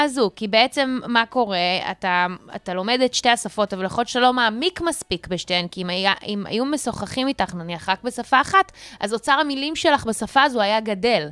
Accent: South Africa; now in Israel; נולדתי במדינה בדרום אפריקה, אני לא עכשיו אה, דוברת אנגלית פרפקט

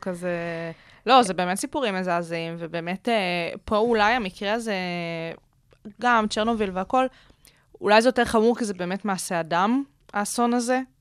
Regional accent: Israel; אצלנו בישראל

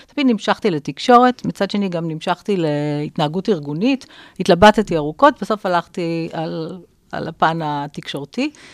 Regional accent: Jerusalem, Jerusalem District, Israel; also born or lived in London / Paris / Tel Aviv; אני ירושלמית במקור, אז, אה, לצערי זה כבר לא הירושלים שאני גדלתי בה

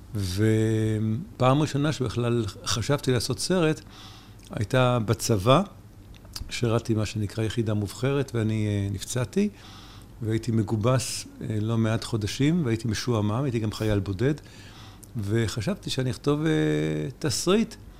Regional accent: New York, United States; now in Israel; גם גדלתי בניו יורק

